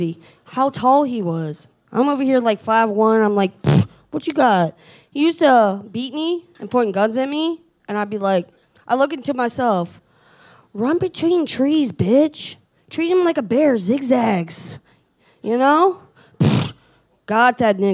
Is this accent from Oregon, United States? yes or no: no; Baltimore, Maryland, United States; I'm from Baltimore. My Baltimore came out.